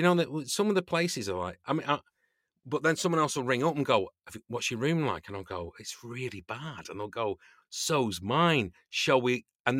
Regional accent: United Kingdom; I've not really been party to much of that as a British actor

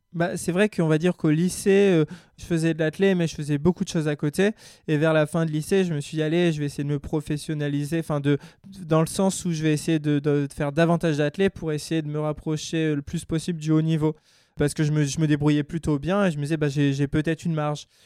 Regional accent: Grenoble, Auvergne-Rhône-Alpes, France; moved away as an adult; also born or lived in California; je suis grenoblois. Euh, je viens des, montagnes, on va dire, dans la, dans la Chartreuse, juste au-dessus de Grenoble

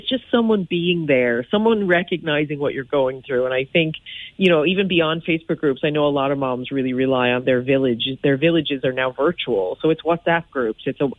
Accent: United States; now in Ireland; as you can tell from my accent, I'm American, so I have some of my American mamas are in there too, but it is largely an Irish group.

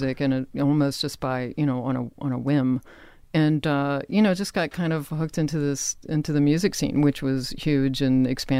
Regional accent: Richmond, Virginia, United States; moved away; also born or lived in Boston; I grew up in Virginia.

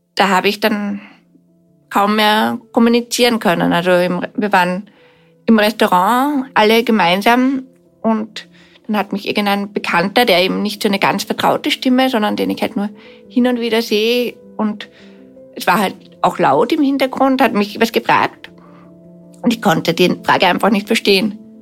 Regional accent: Vienna, Austria; Ich bin in Wien aufgewachsen, bin siebenunddreißig Jahre alt

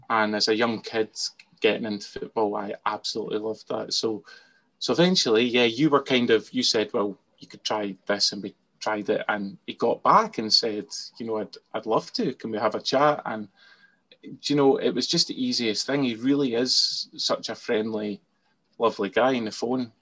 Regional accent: Scotland, United Kingdom; I'm Scottish, so I can't be anything other than Scottish

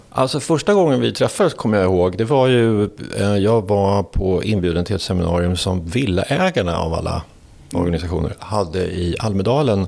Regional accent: Danderyd, Stockholm County, Sweden; Jag är född eh, på Danderyds sjukhus här norr om, norr om stan. och uppväxt upp i en förort till Stockholm som heter Danderyd

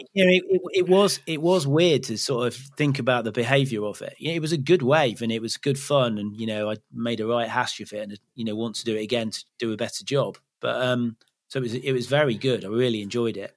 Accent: Leicester, East Midlands, United Kingdom; now in Cornwall, United Kingdom; I grew up in Leicester, so that's not particularly near the sea

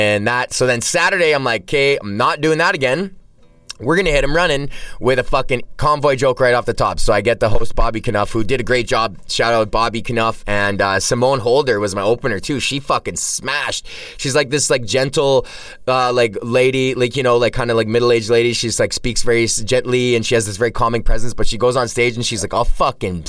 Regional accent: Alberta, Canada; I'm from Alberta

